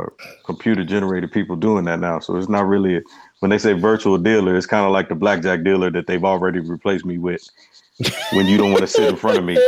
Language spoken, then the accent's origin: English; Las Vegas, Nevada, United States; I'm from Vegas